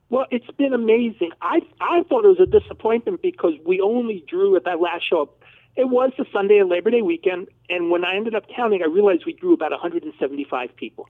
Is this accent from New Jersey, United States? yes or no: yes; New Jersey, United States; moved away as an adult; now in Dallas, United States; I'm from New Jersey.